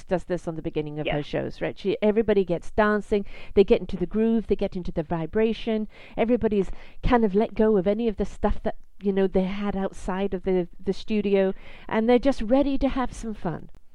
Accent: United Kingdom; moved away; I'm British

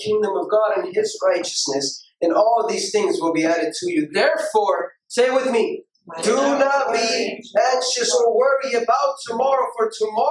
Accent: Houston, Texas, United States; I'm from Houston

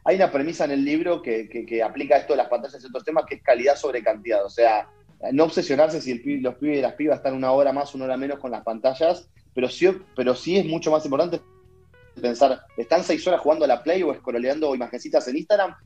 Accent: Bahía Blanca, Buenos Aires Province, Argentina; desde el interior, desde la República de Bahía Blanca

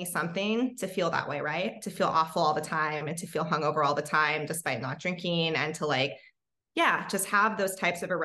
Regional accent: Hawaii, United States; I actually grew up in Hawaii

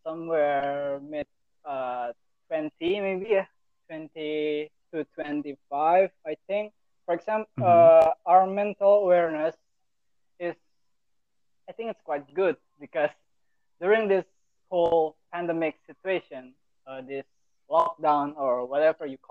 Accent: Surakarta, Central Java, Indonesia; I'm from Solo

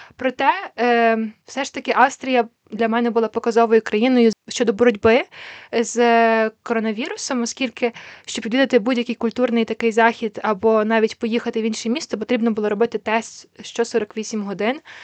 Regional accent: Ukraine; Я з України

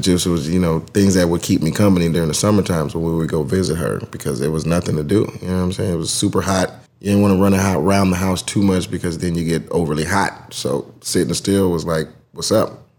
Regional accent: College Park, Georgia, United States; I'm from Atlanta. Grew up in College Park, like where the airport is

